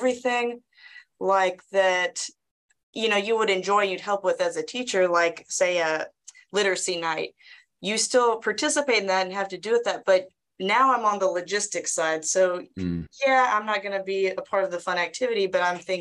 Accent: Brenham, Texas, United States; Taught a long time in my hometown of Brenham, right down the road.

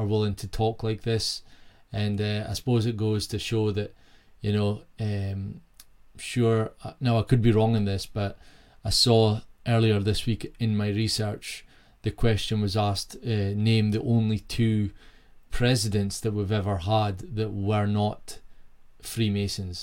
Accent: Peterhead, Scotland, United Kingdom; moved away; my hometown Peterhead was thriving

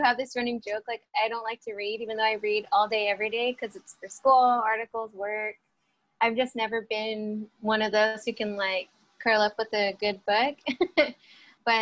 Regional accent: Bakersfield, California, United States; now in Los Angeles, United States; I was born and raised in Bakersfield

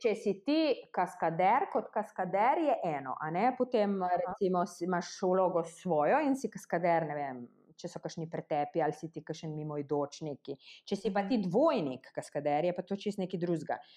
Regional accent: Slovenia; mi tukaj v Sloveniji

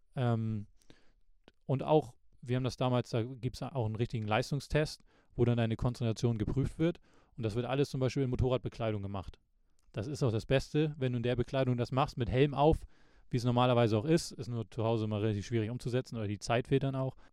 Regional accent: Lübeck, Schleswig-Holstein, Germany; bei uns in Lübeck

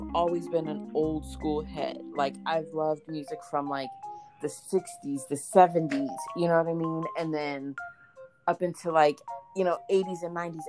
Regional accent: Maryland, United States; I'm from Maryland.

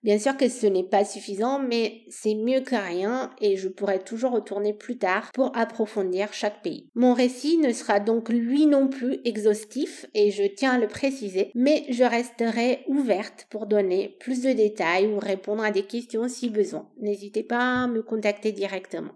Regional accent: Bucharest, Romania; French is a second language; moved away as an adult; Je suis née en Roumanie où j'ai grandi jusqu'à mes 20 ans.

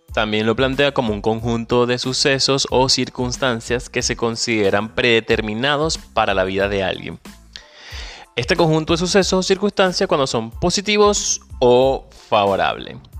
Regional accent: Venezuela; moved away; Soy venezolano, emigrante, pero ante todo soy un ciudadano del mundo

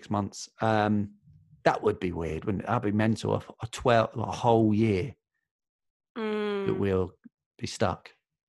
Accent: Watford, East of England, United Kingdom; now in Peckham, London, United Kingdom; I'm from Watford.

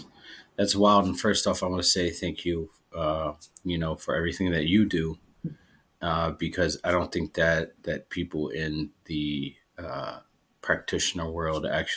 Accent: Erie, Pennsylvania, United States; moved away as an adult; also born or lived in Alaska; just moved from Alaska. I was there for almost five years. And I'm not, you know, and I grew up in Erie, Pennsylvania. And so I'm used to the snow

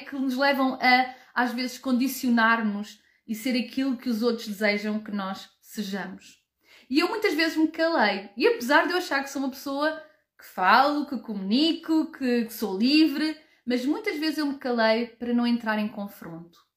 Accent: Portugal; now in Germany; Eu habito na Alemanha, nasci e cresci em Portugal

